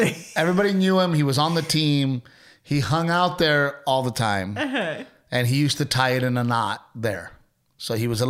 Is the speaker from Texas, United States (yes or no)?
yes; Portland, Texas, United States; growing up in Gregory, Portland next to Corpus Christi.